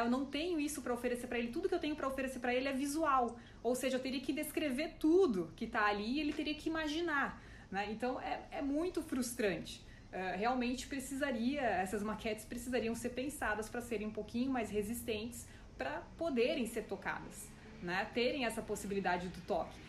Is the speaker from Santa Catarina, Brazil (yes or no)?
yes; Joinville, Santa Catarina, Brazil; na minha cidade natal, em Joinville